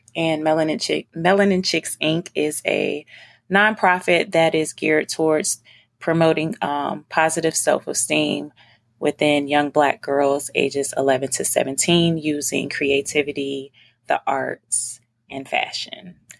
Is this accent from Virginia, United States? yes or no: yes; Virginia, United States; moved away; also born or lived in North Carolina / New York; I'm from Virginia